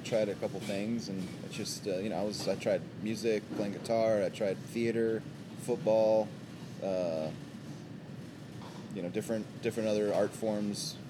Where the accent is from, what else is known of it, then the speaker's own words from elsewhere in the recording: Austin, Texas, United States; moved away as an adult; also born or lived in San Francisco; born and raised in Austin